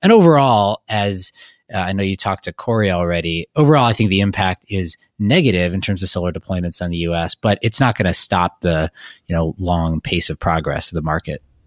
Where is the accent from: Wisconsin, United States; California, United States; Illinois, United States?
Wisconsin, United States; I'm from Wisconsin